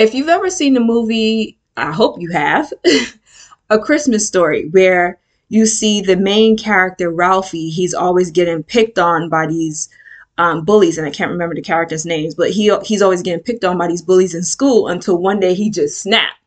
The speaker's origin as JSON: {"language": "English", "town": "New York City", "region": "New York", "country": "United States", "tie": "born or raised there", "said": "I was born and raised in the Bronx, specifically the South Bronx."}